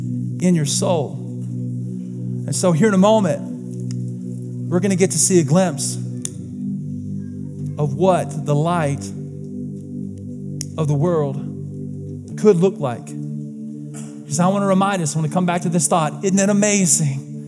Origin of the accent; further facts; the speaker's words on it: the South, United States; I was born and raised in the South, and everybody in the South is Christians